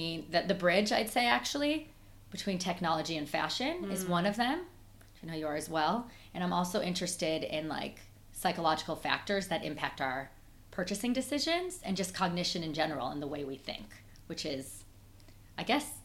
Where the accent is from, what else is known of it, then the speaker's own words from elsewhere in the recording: Chicago, Illinois, United States; accent: Midwestern twang; moved away as an adult; also born or lived in Boston / New York; now in London, United Kingdom; I'm originally from Chicago. I'm a Midwesterner, so when you hear that twang, that's why